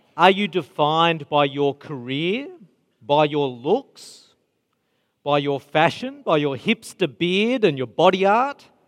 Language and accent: English; Mount Druitt, New South Wales, Australia; I grew up in Mount Druitt